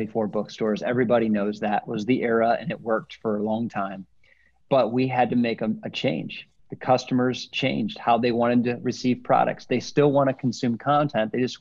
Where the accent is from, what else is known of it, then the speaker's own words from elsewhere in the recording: Northwest Illinois, United States; moved away as an adult; also born or lived in Indiana / Denver, Colorado; I'm a Midwestern boy, born and raised in Northwest Illinois, and then spent my college years in Indiana